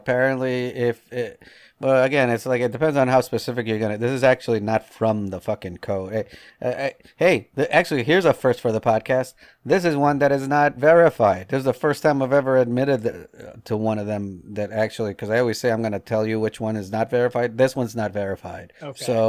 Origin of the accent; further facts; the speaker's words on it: Northeast, United States; now in the South, United States; I grew up in the Northeast where Dunkin' Donuts was the only game in town